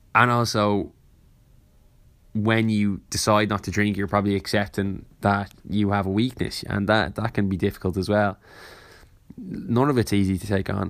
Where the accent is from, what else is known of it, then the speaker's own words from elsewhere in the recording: Ireland; growing up in Ireland